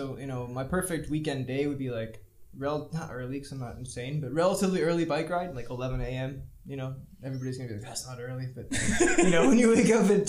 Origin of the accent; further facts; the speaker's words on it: Savannah, Georgia, United States; moved away as an adult; now in Prague, Czech Republic; I'm from Savannah, Georgia